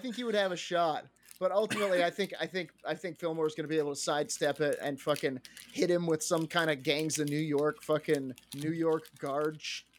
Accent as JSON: {"language": "English", "region": "Scotland", "country": "United Kingdom", "said": "I'm from Scotland"}